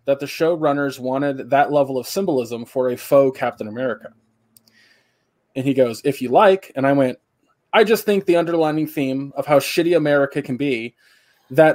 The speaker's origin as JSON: {"language": "English", "country": "United States", "said": "As an American"}